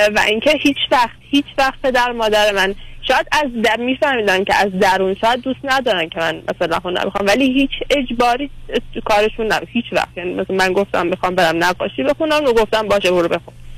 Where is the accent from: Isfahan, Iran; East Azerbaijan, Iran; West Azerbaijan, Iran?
Isfahan, Iran; around; ما اصفهانی نیستیم یعنی که حالا ما اصفهانیم ما مال اطراف اصفهانی